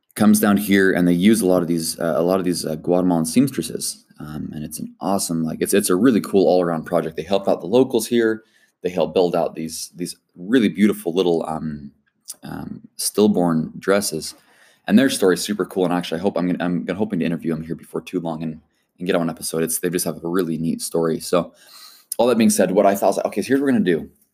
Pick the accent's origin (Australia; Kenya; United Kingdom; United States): United States; born and raised in the United States